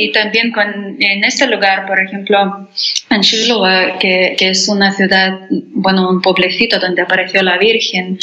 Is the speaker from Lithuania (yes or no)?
yes; Lithuania; Spanish is a second language; also born or lived in Spain; soy de Lituania